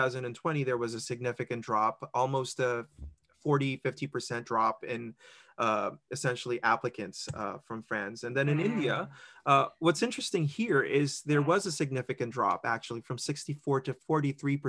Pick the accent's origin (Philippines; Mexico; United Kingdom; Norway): Philippines; now in Mississauga, Canada; I'm originally from the Philippines